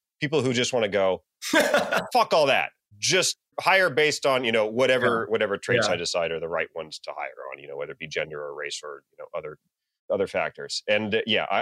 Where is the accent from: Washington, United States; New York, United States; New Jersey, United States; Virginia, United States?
Virginia, United States; in Virginia, I am at a conservative public high school